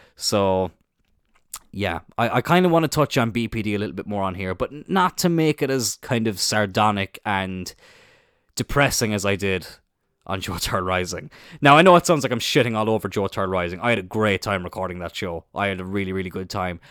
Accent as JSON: {"language": "English", "town": "Cloyne", "region": "Munster", "country": "Ireland", "said": "I'm from Cline in East Cork, little village, uh, just outside of Middleton."}